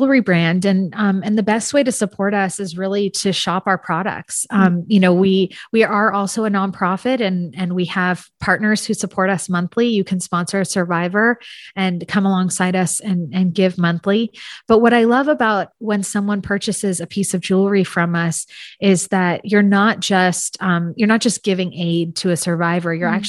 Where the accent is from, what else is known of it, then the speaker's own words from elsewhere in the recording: San Francisco, California, United States; I'm from San Francisco area.